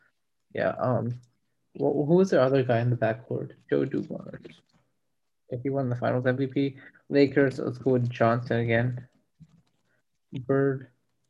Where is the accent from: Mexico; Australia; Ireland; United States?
Ireland; In this episode, I'm Irish and my co-host Jean is here.